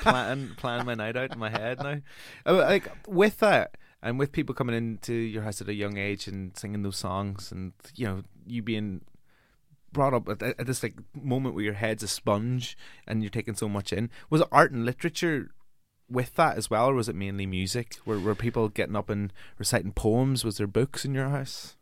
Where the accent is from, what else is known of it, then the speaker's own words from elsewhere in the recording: Omagh, Northern Ireland, United Kingdom; I'm from Omaha